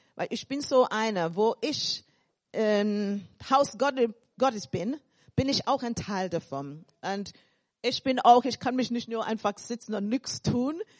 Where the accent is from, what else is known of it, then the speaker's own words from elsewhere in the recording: England, United Kingdom; accent: English; German is a second language; also born or lived in Caribbean; now in Germany; Ich bin dann in England aufgewachsen und ich sage, in Deutschland weitergereift.